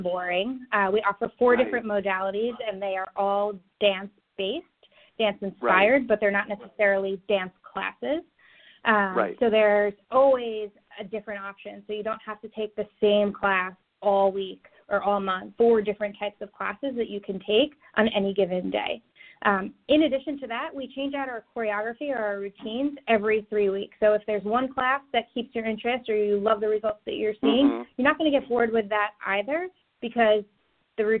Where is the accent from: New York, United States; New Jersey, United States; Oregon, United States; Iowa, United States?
New York, United States; New York City; now in California, United States; New York City, which is where I am originally from